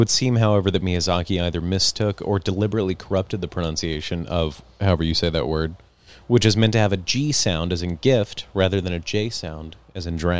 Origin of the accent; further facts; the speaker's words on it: United States; I'm American.